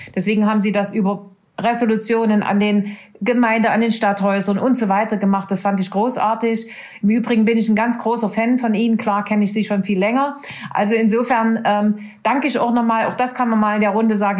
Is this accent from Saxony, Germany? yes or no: yes; Saxony, Germany; also born or lived in Nordhausen, Thuringia; Ich bin nicht aus dem Schulalter nach Sachsen gekommen, sondern nach vier Wochen nach meiner Geburt.